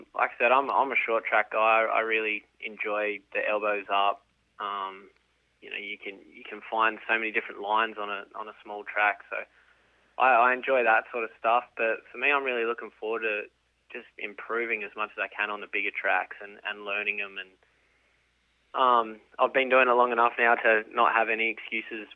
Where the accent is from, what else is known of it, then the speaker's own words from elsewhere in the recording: Alice Springs, Northern Territory, Australia; moved away; We're from Alice Springs, which, if no one knows, it's right in the middle of the outback in the center of Australia there